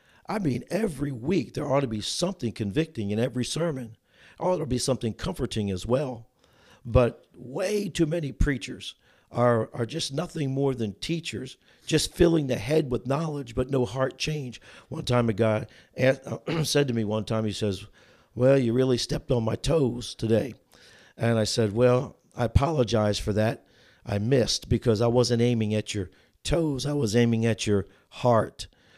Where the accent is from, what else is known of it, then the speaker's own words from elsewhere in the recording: New Jersey, United States; moved away as an adult; also born or lived in Chicago, Illinois; now in Union, Missouri, United States; I was born and raised in New Jersey, went to college in the greater Chicagoland area.